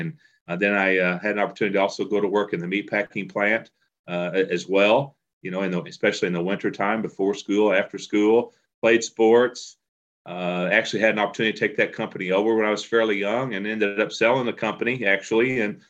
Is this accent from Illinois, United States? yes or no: yes; Eldorado, Illinois, United States; I was born and raised on a farm in El Dorado, about an 800-acre grain farm.